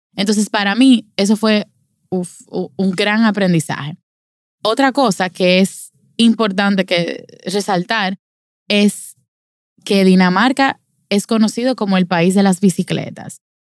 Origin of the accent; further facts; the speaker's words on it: Dominican Republic; a nosotros, como dominicanos